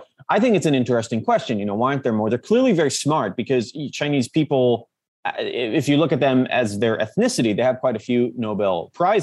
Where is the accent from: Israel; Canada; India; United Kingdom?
Israel; Jerusalem, Jerusalem District; moved away; also born or lived in Silicon Valley; I'm just someone from Jerusalem